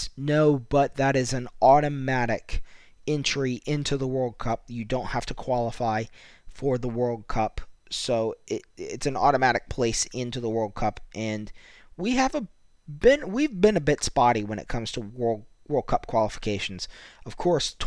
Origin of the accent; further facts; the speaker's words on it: United States; I'm American